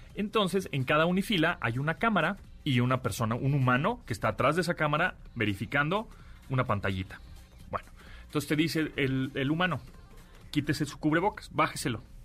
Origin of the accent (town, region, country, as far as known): Mexico